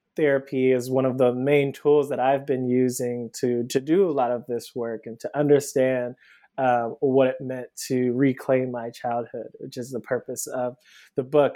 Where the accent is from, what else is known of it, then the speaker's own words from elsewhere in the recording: Cleveland, Ohio, United States; moved away as an adult; now in Brooklyn, United States; I'm originally from Cleveland, Ohio. I live in Brooklyn now. Um, I moved here about 10 years ago um, for undergrad.